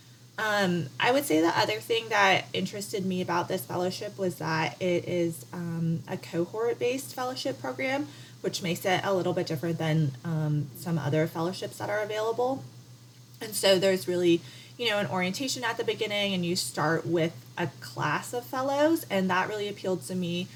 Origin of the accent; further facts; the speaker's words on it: Seattle, Washington, United States; moved away as an adult; also born or lived in Thailand-Myanmar border; now in Atlanta, United States; I am originally from Seattle